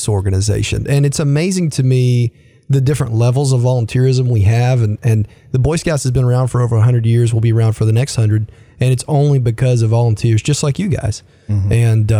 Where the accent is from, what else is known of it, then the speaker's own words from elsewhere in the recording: Nashville, Tennessee, United States; also born or lived in Crossville, Tennessee / Knoxville, Tennessee / Jefferson City, Tennessee / Oklahoma City, Oklahoma; now in Chattanooga, United States; Native Tennessean, born and raised in Nashville